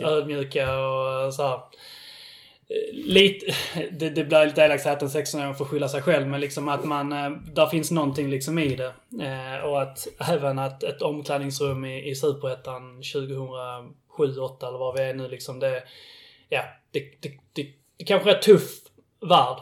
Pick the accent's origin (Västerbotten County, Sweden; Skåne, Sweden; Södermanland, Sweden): Skåne, Sweden; Billeberga; jag är uppväxt i, i Billeberg